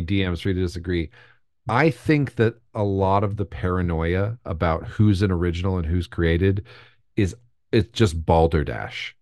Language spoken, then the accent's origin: English; United States; We're Americans.